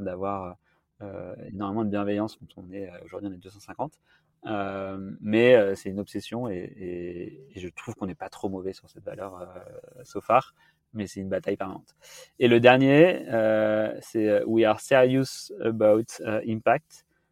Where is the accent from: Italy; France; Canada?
France; the Alps; now in Paris, France; j'ai grandi dans les Alpes en regardant les montagnes toute la journée